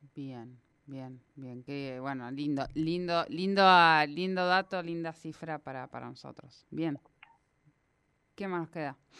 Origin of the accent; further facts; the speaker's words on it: Argentina; aquí en nuestro país